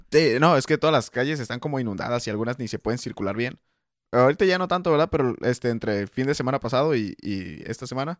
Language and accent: Spanish; Mexico; Yo soy más mexicano que tú